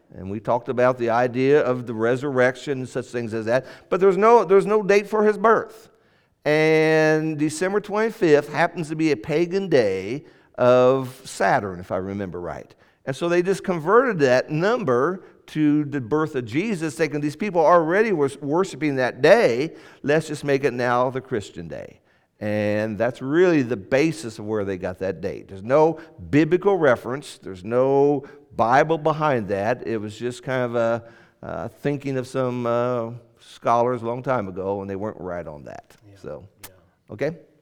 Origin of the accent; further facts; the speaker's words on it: Indianapolis, Indiana, United States; That's where I was born. I was born in Indianapolis